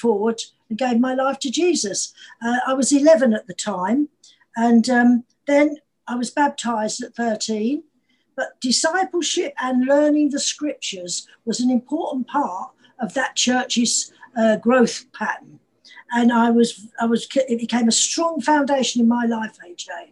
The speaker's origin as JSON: {"language": "English", "town": "Manchester", "region": "North West England", "country": "United Kingdom", "tie": "born or raised there", "also_born_or_lived": "London", "moved": "yes", "said": "I was born in Manchester"}